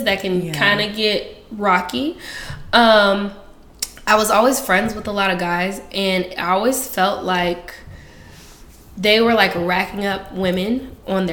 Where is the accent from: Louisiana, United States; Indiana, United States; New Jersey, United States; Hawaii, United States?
Indiana, United States; Indianapolis; now in Oakland, United States; I am originally from Indianapolis, Indiana.